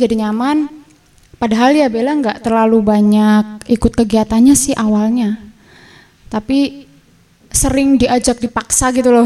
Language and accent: Indonesian; Bumiayu, Central Java, Indonesia; saya dari Bumi Ayu